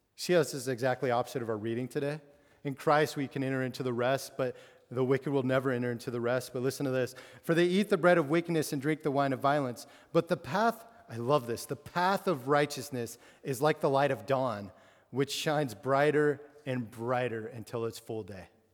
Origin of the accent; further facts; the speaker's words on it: Absarokee, Montana, United States; moved away; I grew up in Montana, uh, which is a huge state with no, not many people